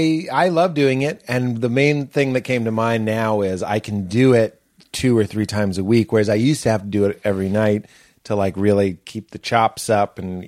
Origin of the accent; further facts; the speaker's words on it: Boston, Massachusetts, United States; moved away; I'm from Boston.